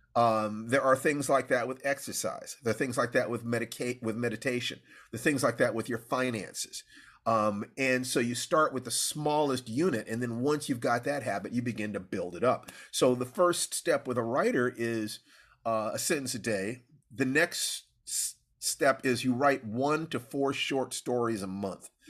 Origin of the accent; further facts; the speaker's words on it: Los Angeles, California, United States; I was born in Los Angeles